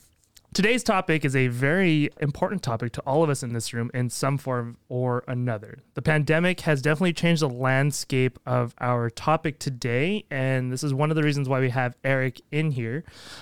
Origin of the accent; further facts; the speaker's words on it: Canada; I'm from Canada, so no.